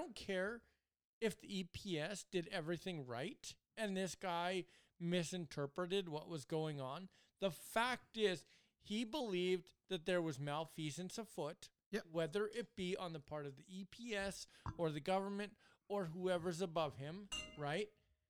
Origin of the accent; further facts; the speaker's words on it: Edmonton, Alberta, Canada; born there; I was born in Edmonton, but to a military family. So we ended up moving coast to coast with my parents.